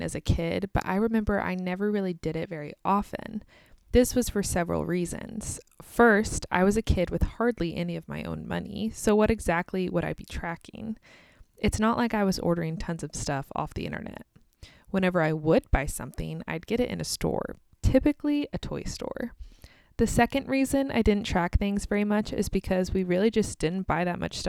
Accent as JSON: {"language": "English", "country": "United States", "also_born_or_lived": "Kansas"}